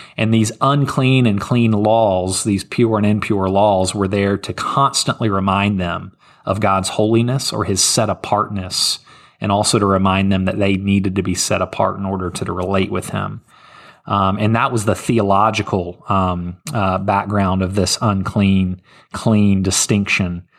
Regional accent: Memphis, Tennessee, United States; I'm from Memphis, Tennessee

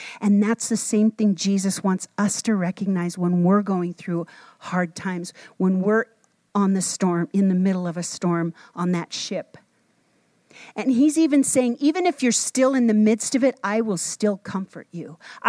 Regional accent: Minnesota, United States; When I grew up in Minnesota, we used to go water skiing

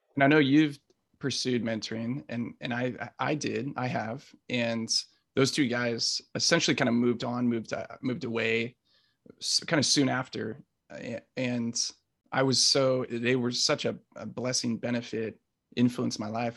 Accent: South Orange County, California, United States; I grew up in South Orange County

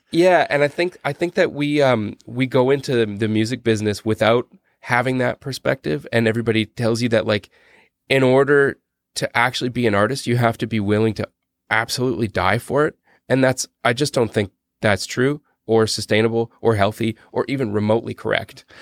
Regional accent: Canada; we're Canadian

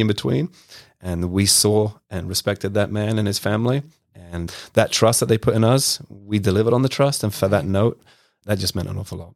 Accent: London, United Kingdom; moved away; I grew up in West London in the mid nineties

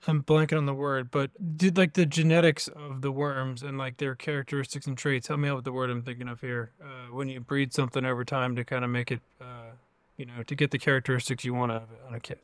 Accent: Virginia, United States; I grew up in Virginia, kind of in the middle of nowhere.

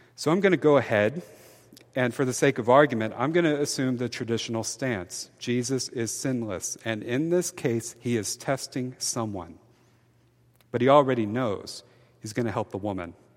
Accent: Mobile, Alabama, United States; I'm from Mobile, Alabama. My hometown has an infamously

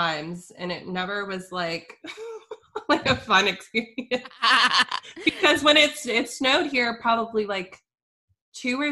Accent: Charleston, South Carolina, United States; I'm from here

